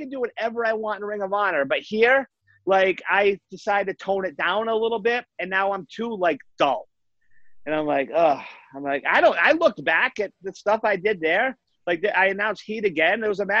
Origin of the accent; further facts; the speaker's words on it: Massachusetts, United States; I lived my whole life in Massachusetts, basically.